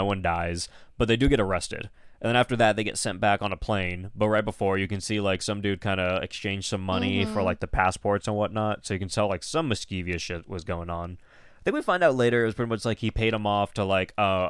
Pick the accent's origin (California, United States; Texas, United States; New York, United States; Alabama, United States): California, United States; I'm from California and I'm used to 18.